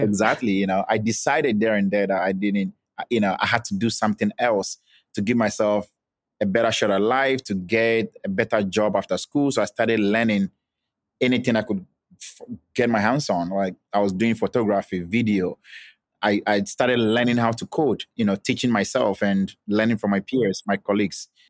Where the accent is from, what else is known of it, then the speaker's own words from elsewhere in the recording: Volta, Ghana; I'm from Ghana. I was born and I grew up and schooled in Ghana. I'm specifically from the Volta region